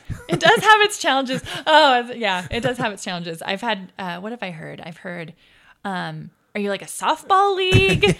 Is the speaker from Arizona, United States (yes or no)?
yes; Arizona, United States; also born or lived in Provo, Utah; now in Ogden, United States; I moved as an infant down to Arizona, and I was raised down there.